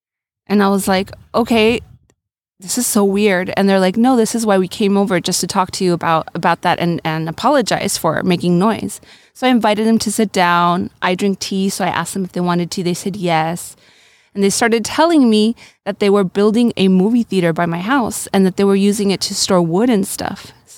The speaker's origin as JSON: {"language": "English", "town": "San Diego", "region": "California", "country": "United States", "tie": "born or raised there", "also_born_or_lived": "Loreto, Mexico", "said": "I was born in San Diego, but my mom is from Loreto, Baja California Sur. And my dad's white, from Salt Lake City, Utah. I grew up partially here and partially in Loreto."}